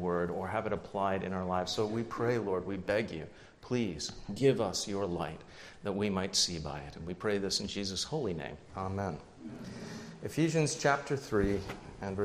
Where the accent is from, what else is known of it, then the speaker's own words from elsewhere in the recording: United Kingdom; moved away; I was born just outside of London